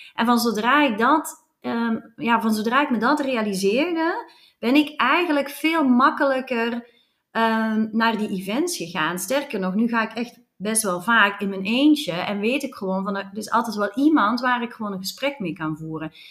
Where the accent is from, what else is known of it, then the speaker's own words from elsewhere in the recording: Flanders, Belgium; accent: Flemish; now in Netherlands; mijn accent verraadt dat ik uit België kom